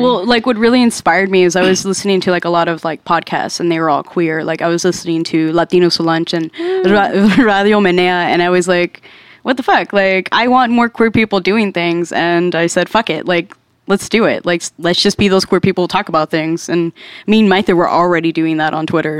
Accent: Dallas, Texas, United States; cause like in Dallas, I didn't have time

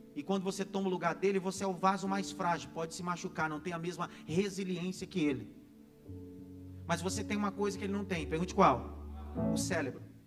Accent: Northeast Region, Brazil; Eu sou de uma família nordestina, graças a Deus, e nordestino de raiz, graças a Deus. Como bom nordestino

